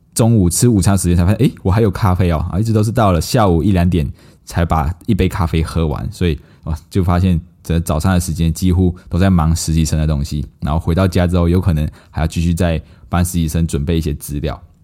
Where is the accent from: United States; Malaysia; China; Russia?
Malaysia; now in Taiwan; 我们马来西亚人